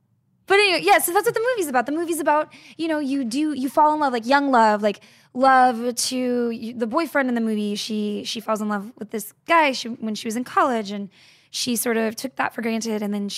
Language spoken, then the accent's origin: English; Texas, United States; I'm from Texas.